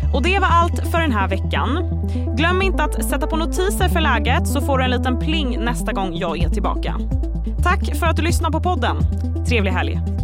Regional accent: Stockholm, Stockholm County, Sweden; jag som är från Stockholm

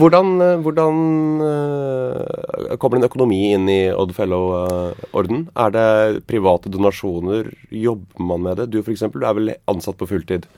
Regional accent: Grimstad, Agder, Norway; Jeg kommer fra Fevik i Grimstad

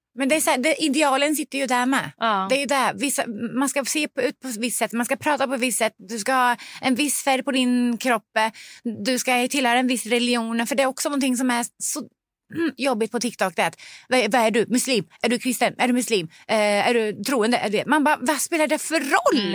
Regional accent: Sweden; also born or lived in Lebanon; vi kom som flyktingar från Libanon när jag var tre år gammal

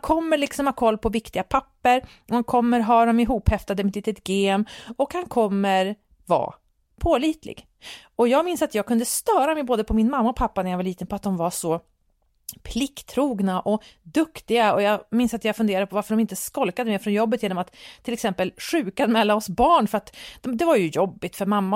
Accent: Sweden; som svensk befolkning

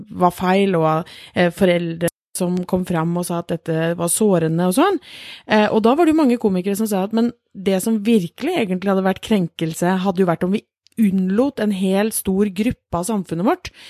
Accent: Norway; vi er født i Norge

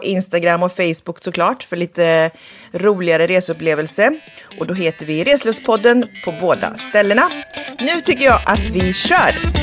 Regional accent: Sweden; hemma i Sverige

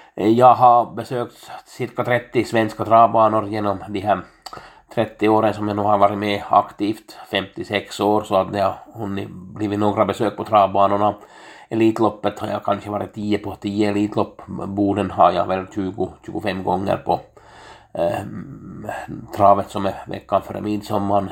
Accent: Finland; jag är en finländare

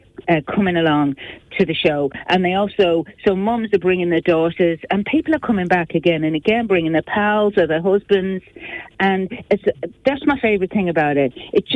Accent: Tubbercurry, Connacht, Ireland; moved away as an adult; also born or lived in Manchester; now in Dublin, Ireland; Yeah, I was born in Manchester, and then when we were kids, we moved back. My parents are from Sligo and Mayo, so this was back in the 70s

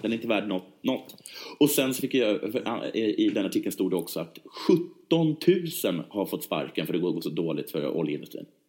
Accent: Sweden; vi svenskar

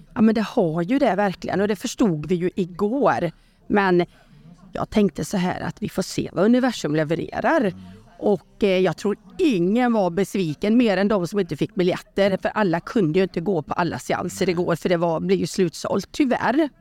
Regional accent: Borås, Västra Götaland, Sweden; hade jag min första mässa i Borås eftersom jag är från Borås

